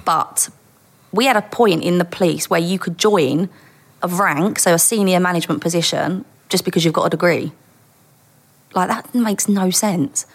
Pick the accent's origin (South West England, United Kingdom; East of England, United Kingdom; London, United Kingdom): London, United Kingdom; Dagenham; I was born in East London and grew up in Dagenham.